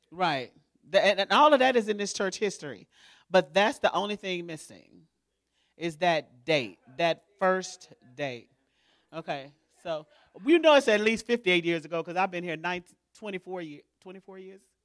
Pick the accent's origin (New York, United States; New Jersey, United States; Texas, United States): Texas, United States; Houston; moved away as an adult; now in Baytown, United States; I'm from Houston